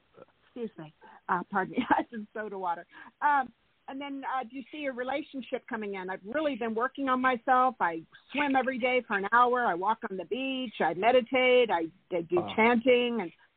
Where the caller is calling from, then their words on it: California, United States; from California.